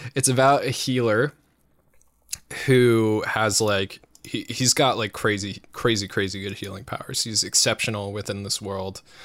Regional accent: United States; we're American

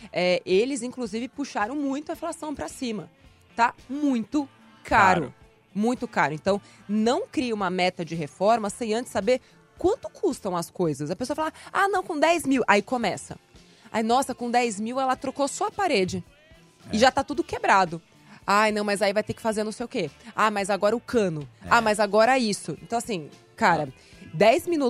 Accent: Recife, Pernambuco, Brazil; now in São Paulo, Brazil; eu vim de Recife para cá, para São Paulo, sem nenhuma reserva.

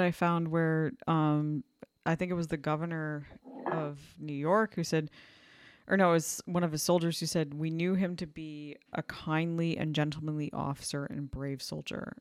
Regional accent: Canada; I'm Canadian

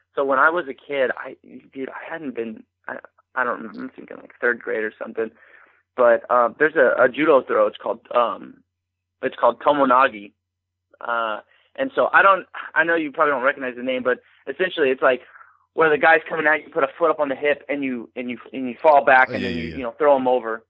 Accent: Arcadia Valley, Missouri, United States; I grew up in Arcadia Valley, which is probably like 45 minutes south of St. Louis

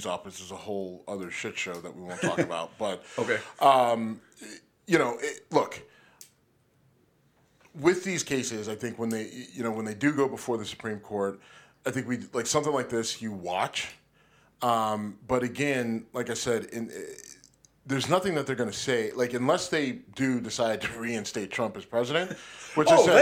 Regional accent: Youngstown, Ohio, United States; Youngstown, my hometown.

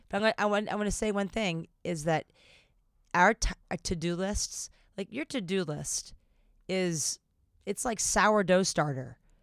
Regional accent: the South, United States; accent: Southern; I don't know what my Southern accent is today

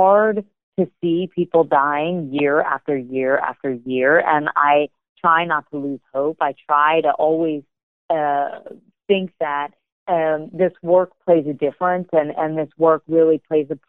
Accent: United States; I am American

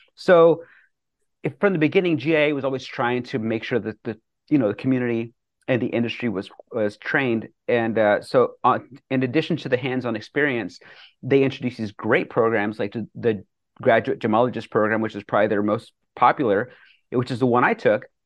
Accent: Bethune, Colorado, United States; moved away as an adult; also born or lived in New York City; growing up in Bethune, Colorado, population one eighty-three or one eighty-five

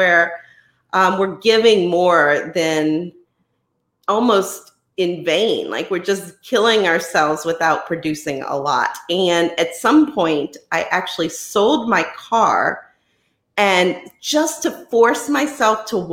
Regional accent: New Orleans, Louisiana, United States; I am from the New Orleans, Louisiana area.

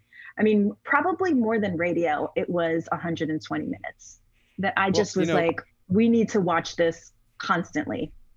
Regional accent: Trinidad & Tobago; My parents listened to old Calypso music, which I also love. I mean, we're from Trinidad, so like

